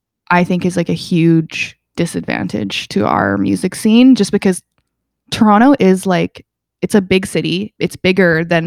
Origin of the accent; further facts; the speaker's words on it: England, United Kingdom; born there; So I was born in England. I have lots of family in England.